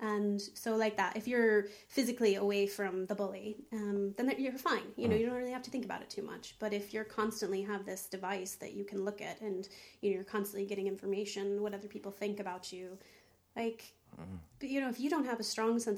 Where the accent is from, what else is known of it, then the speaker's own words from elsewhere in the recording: Texas, United States; now in Ireland; I was born in Texas